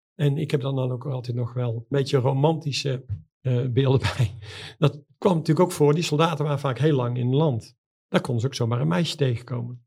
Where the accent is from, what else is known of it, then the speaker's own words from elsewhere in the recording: Netherlands; we zijn Nederlanders